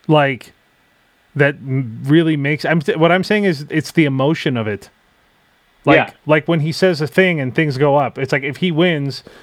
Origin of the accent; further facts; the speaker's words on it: United States; I'm American.